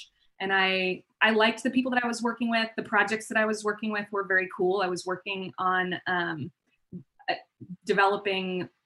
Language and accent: English; Palm Springs, California, United States; moved away as an adult; also born or lived in Bay Area / Denver; now in San Diego, United States; I grew up in Palm Springs, and then I pretty much stayed there for a majority of my upbringing